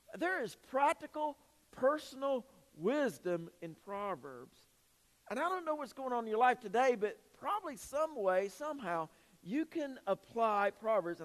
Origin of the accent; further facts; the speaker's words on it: Greenville, South Carolina, United States; I'm from the upstate. I'm from Greenville